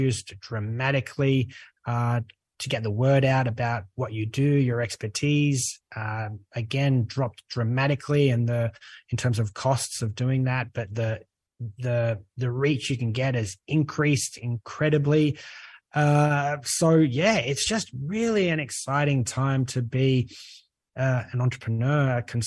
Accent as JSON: {"language": "English", "country": "Australia", "accent": "Australian", "moved": "as an adult", "lives_now": "Europe", "said": "you can tell by my accent, if you're listening in, I'm Australian"}